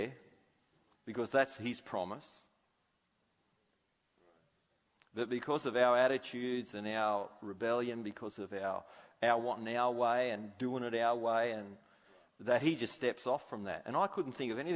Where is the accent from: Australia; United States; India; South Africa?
Australia; I'm an Aussie.